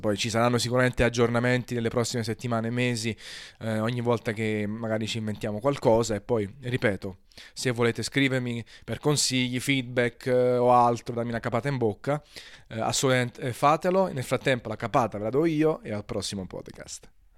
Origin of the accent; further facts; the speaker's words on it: Naples, Campania, Italy; essendo napoletano